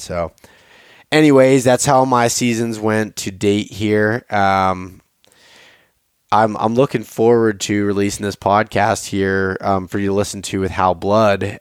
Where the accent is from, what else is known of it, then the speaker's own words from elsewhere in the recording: Pennsylvania, United States; I'm from Pennsylvania.